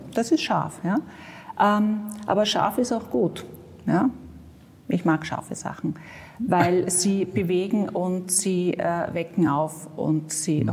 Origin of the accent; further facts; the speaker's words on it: Vienna, Austria; ich bin in Mauer aufgewachsen